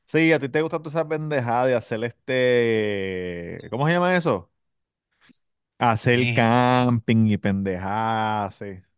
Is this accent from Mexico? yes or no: no; Puerto Rico; moved away; yo estaba en PR